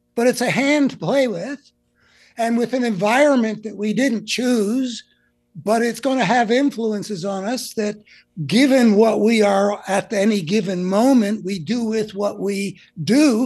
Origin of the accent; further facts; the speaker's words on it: United States; growing up in America over, you know, the whole post-war period